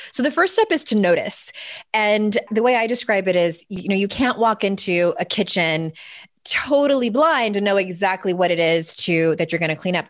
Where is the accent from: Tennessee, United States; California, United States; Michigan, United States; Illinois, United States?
California, United States; San Diego; moved away as an adult; now in East Coast, United States; I was born and raised in San Diego. I was there until I was thirty-six